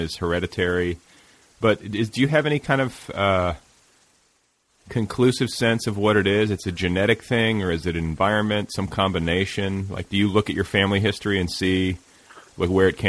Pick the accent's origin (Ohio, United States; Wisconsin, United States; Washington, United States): Wisconsin, United States; Milwaukee; when I was growing up in Milwaukee